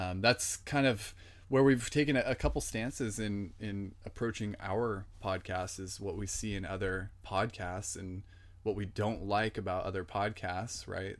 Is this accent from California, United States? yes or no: yes; San Jose, California, United States; born and raised in San Jose, California, the Bay Area